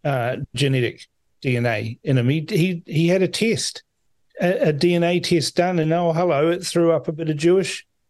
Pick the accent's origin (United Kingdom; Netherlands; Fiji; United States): Fiji; now in New Zealand; I was born in Fiji